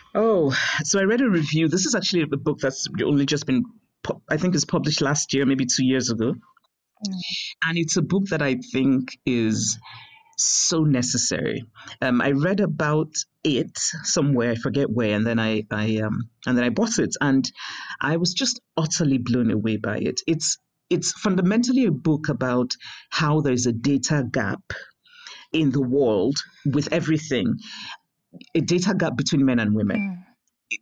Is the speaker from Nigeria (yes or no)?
yes; Nigeria; moved away; also born or lived in United States; growing up in Nigeria